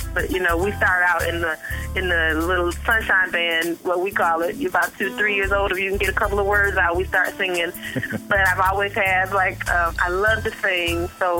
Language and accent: English; Michigan, United States; also born or lived in Raleigh-Durham, North Carolina; now in Raleigh, United States; I am actually originally from Michigan, but now I am in Raleigh, Durham, North Carolina.